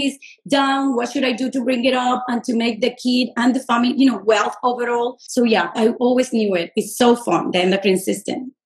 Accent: Puerto Rico; moved away as an adult; also born or lived in New York City, United States / Los Angeles, United States / Miami, United States; I'm originally from Puerto Rico

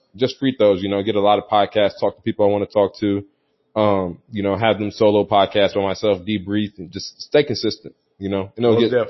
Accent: St. Louis, Missouri, United States; a lot of St. Louis is listening. A lot of my hometown's listening

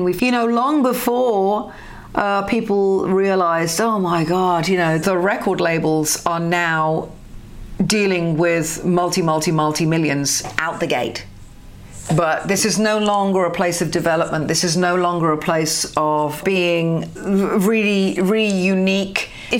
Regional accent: United Kingdom; Maybe it's because I'm a Brit, probably because I'm a Brit, that I can see this with the eyes that I have and understand it.

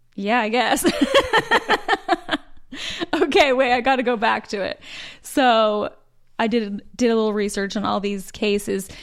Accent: Utah, United States; moved away as an adult; now in Charlotte, United States; born and raised in Utah. We dated in high school.

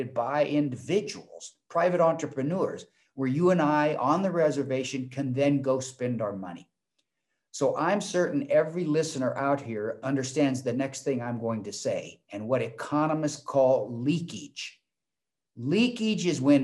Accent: Portland, Oregon, United States; moved away as an adult; also born or lived in Arizona; I was born and raised in Portland, Oregon

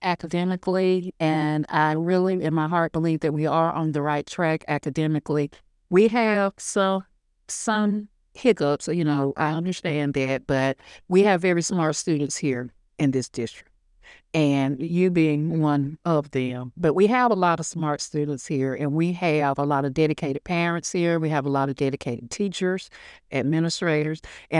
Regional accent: United States; Like I said, I'm from Hancock County. I'm a proud alumnus, ninth class of 1986, that I think is the best class that has ever come through Hancock Central High School. And I went to school here.

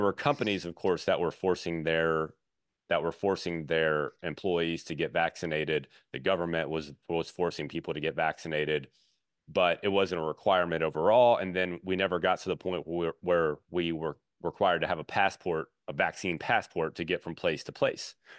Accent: Baton Rouge, Louisiana, United States; I'm from Baton Rouge, so I know the South pretty well

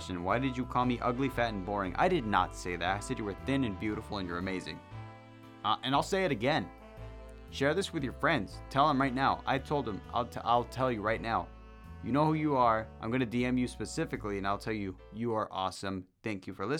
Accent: Central Valley, California, United States; I'm from California. That's as far as I'm gonna get. Okay, the furthest I'll get, Central Valley

